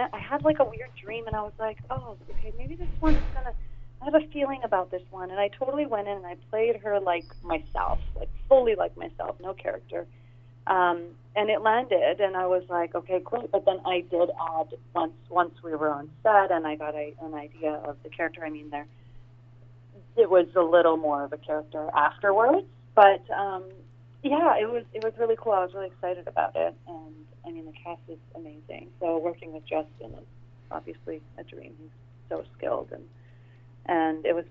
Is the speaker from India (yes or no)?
yes; India; Indian, so different. But yeah, I speak Punjabi